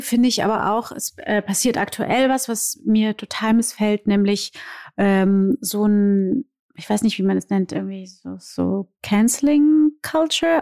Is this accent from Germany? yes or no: no; Brazil; moved away; ich bin Brasilianerin und ich sehe so aus, wie ich aussehe und bin trotzdem Brasilianerin.